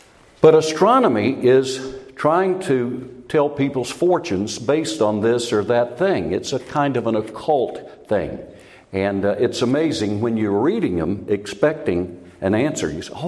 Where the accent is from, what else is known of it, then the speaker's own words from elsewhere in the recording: South Carolina, United States; I was raised in South Carolina, and I had never been west of North and South Carolina, and I'd never been north of North Carolina except into Danville, Virginia, about 14 miles north